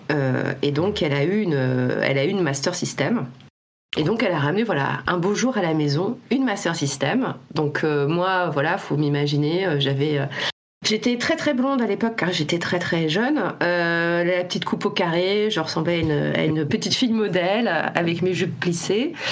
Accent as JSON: {"language": "French", "town": "Reims", "region": "Grand Est", "country": "France", "tie": "born or raised there", "said": "je dis de Reims. Voilà, je viens de Reims. parce que c'est là où j'ai vécu le plus longtemps avant, avant ma vie d'adulte."}